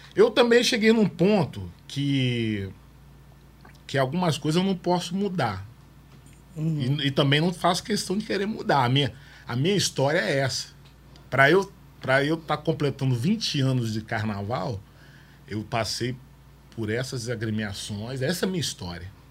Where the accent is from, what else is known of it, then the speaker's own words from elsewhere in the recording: Vitória, Espírito Santo, Brazil; also born or lived in Rio de Janeiro; eu vim do Rio de Janeiro pro Morro do Moscoso, que eu morei no Morro do Moscoso